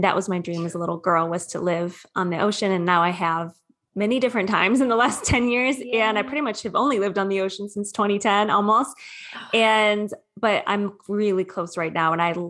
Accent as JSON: {"language": "English", "town": "Sterling Heights", "region": "Michigan", "country": "United States", "lives_now": "Southern California, United States", "said": "I'm originally from Michigan though. I'm a Midwest gal."}